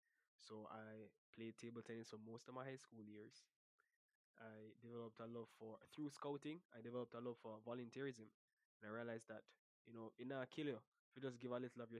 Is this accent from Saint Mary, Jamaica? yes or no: yes; Port Maria, Saint Mary, Jamaica; also born or lived in Highgate, St. Mary / Kingston; I'm originally from Port Maria, St. Mary.